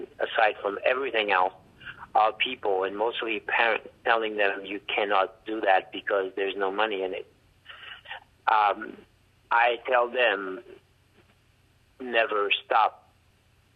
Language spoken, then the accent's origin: English; Jérémie, Grand'Anse, Haiti; accent: heavy accent; English is a second language; moved away; I'm from Haiti, I'm from Jérémy, where I was born